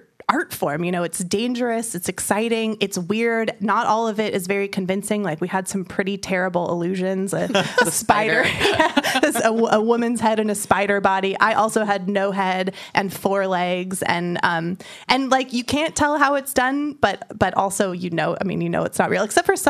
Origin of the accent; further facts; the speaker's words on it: San Francisco, California, United States; I'm from San Francisco and in the Bay Area